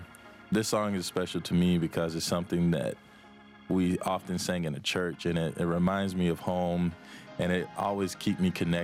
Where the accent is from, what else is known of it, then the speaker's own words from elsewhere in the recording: Manchester, Georgia, United States; I'm from Manchester, Georgia, and I attended LaGrange College in LaGrange, Georgia, where I studied composition and creative music and technology.